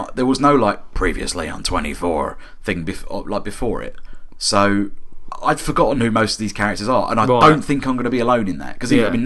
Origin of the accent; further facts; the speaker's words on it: London, United Kingdom; as a Londoner